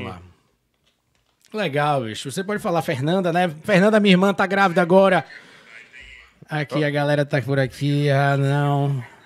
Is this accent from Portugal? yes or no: no; Salvador, Bahia, Brazil; moved away as an adult; now in Vancouver, Canada; sou de Salvador